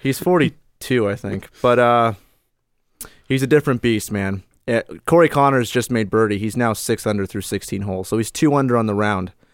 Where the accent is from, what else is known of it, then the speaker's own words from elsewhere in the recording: Florida, United States; I grew up in Florida